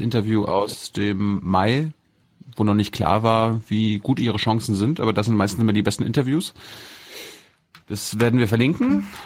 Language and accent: German; Mecklenburg-Vorpommern, Germany; Ich komme ja aus Mecklenburg